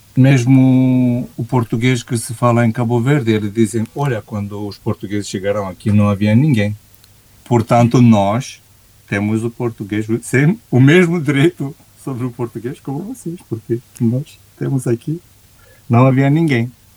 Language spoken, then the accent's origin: Portuguese; Romania; Portuguese is a second language; como romeno